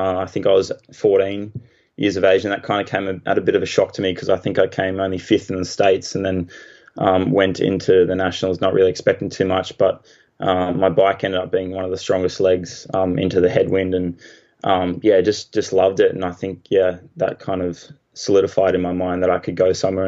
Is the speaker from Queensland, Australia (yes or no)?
yes; Hervey Bay, Queensland, Australia; now in Gold Coast, Australia; I grew up in Harvey Bay, which is a bay, so there's not many waves because it's protected by Fraser Island